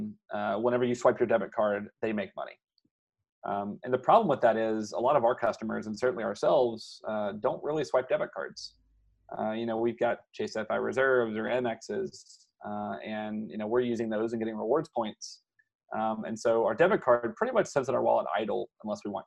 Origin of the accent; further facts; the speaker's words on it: Louisiana, United States; I grew up in Louisiana